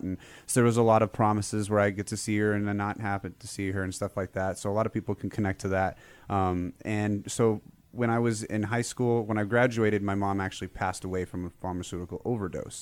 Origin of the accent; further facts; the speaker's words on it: California, United States; I was born in California